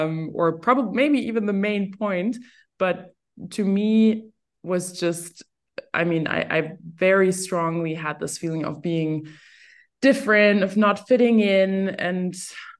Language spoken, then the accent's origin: English; Berlin, Germany; also born or lived in Cologne; Growing up in Berlin